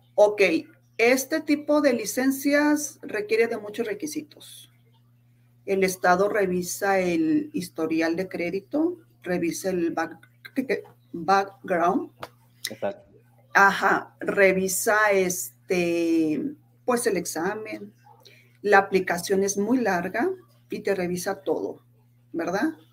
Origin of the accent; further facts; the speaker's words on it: Guadalajara, Jalisco, Mexico; moved away as an adult; now in Salt Lake City, United States; soy de Guadalajara, Jalisco. Actualmente vivo aquí en Soleil City, Utah.